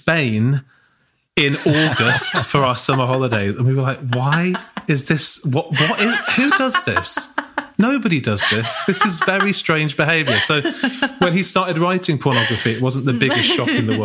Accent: United Kingdom; as British people

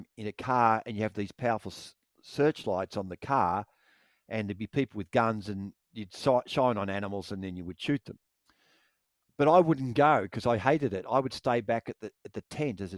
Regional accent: Victoria, Australia; When I was growing up in Victoria, my dad would take me and my two brothers

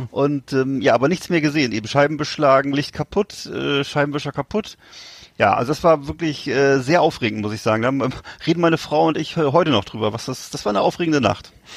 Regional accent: Bremerhaven, Bremen, Germany; bei uns in Bremerhaven gab's ja Columbus Center

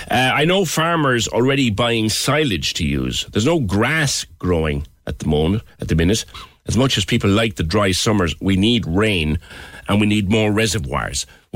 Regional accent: Ireland; I think we must be the only country, ourselves and Britain, have to be the only countries in Europe where we attach a hose to the water we drink.

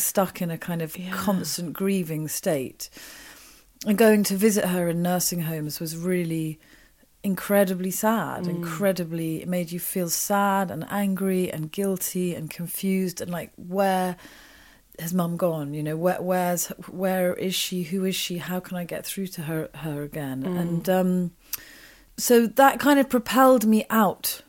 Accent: Wiltshire, South West England, United Kingdom; also born or lived in Oxford; I grew up in Oxford and then in Wiltshire

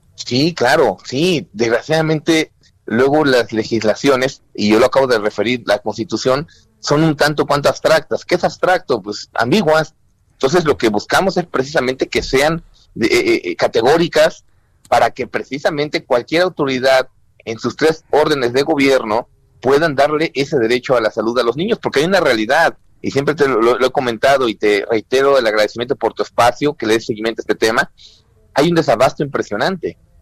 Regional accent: Mexico; como mexicanos responsables

